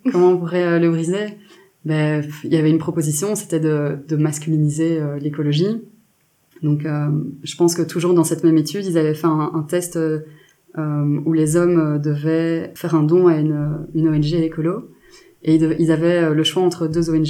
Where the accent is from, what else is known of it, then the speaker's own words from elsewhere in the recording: Belgium; je suis journaliste indépendante féministe belge